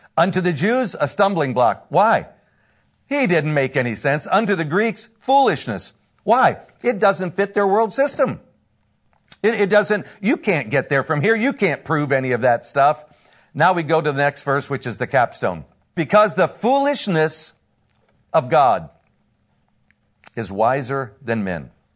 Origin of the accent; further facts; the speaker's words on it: Northern Indiana, United States; I am from Northern Indiana, been a pastor up there for quite a few years